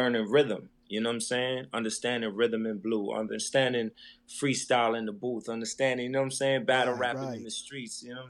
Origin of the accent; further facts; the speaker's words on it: New York City, New York, United States; also born or lived in Queens; I was raised in Brooklyn